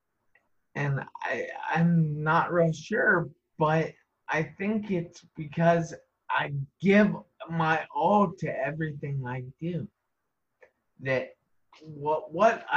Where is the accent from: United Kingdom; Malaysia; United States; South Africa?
United States; Ohio; I am from Ohio, United States